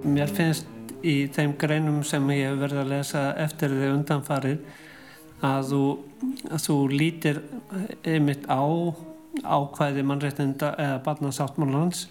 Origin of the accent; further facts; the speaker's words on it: Reykjavík area, Capital Region, Iceland; við sem að komum af Reykjavíkusvæðinu